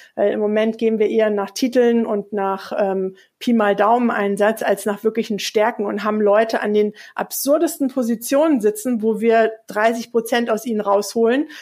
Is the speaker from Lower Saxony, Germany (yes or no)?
no; Hesse, Germany; now in Hamburg, Germany; im Hessischen, wo ich aufgewachsen bin